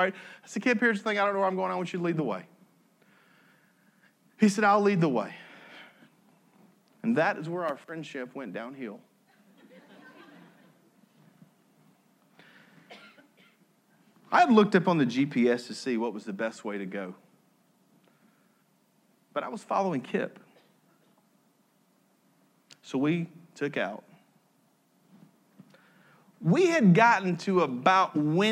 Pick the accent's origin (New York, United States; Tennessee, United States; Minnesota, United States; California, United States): Tennessee, United States; I'm from Tennessee